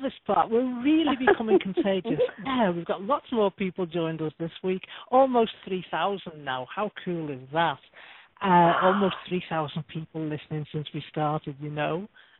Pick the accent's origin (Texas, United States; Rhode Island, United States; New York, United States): New York, United States; accent: New York; You're going to get to my New York accent this week.